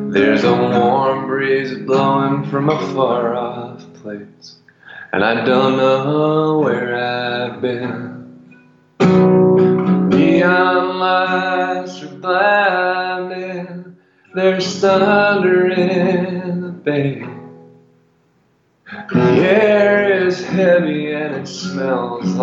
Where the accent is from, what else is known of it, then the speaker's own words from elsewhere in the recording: New York, United States; also born or lived in London / Havana / Los Angeles / New Orleans; now in Nashville, United States; I was born in London, but I left when I was a year old. It was obviously not on my own volition. I grew up in Brooklyn, New York